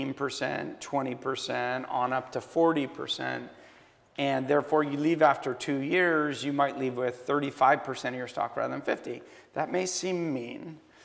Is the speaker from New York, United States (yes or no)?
yes; New York, United States; I'm a New Yorker. I'm Larry David.